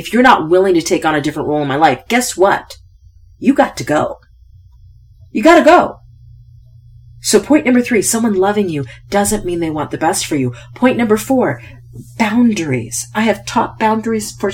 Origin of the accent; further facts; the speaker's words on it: United States; I won the ovarian lottery by being born an American